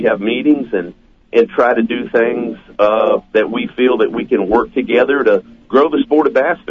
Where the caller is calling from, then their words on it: Missouri, United States; Well, I'm in Big I'm at Big Cedar Lodge in Missouri.